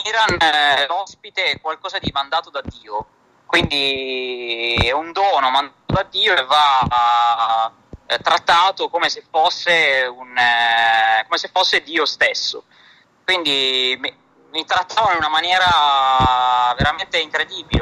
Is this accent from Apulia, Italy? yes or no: yes; Bari, Apulia, Italy; sono un barese